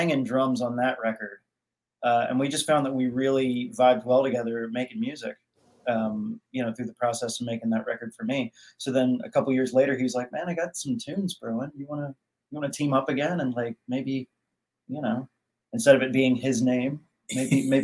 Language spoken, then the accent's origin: English; North Carolina, United States; also born or lived in New York City; now in Los Angeles, United States; I moved out here from, I'm from North Carolina, but I lived in New York City for a while